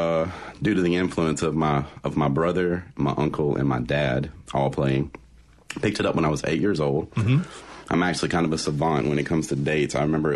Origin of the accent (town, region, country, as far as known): Forest, Mississippi, United States; born or raised there; also born or lived in Fairfield, Alabama / Jackson, Mississippi